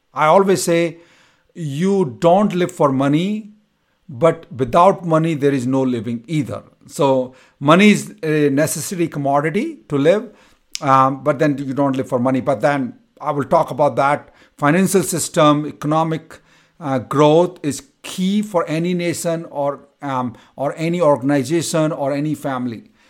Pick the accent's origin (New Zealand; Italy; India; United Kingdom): India; moved away as an adult; now in United States; from my college to my hometown, it used to take me six to seven hours to travel